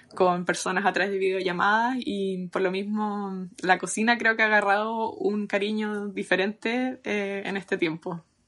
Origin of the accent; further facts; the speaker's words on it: Chile; now in London, United Kingdom; yo soy de Chile